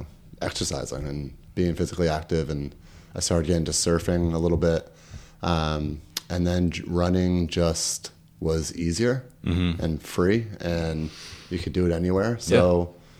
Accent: Kingston, New York, United States; also born or lived in Woodstock, New York; I grew up in Kingston, New York, upstate in the Catskills, original capital of New York. I lived in just outside Woodstock till I was 4. And then my parents built a house and we moved to Kingston.

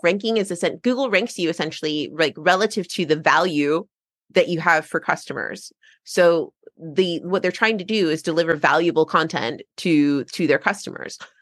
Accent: United States; now in England; I'm American and living in England

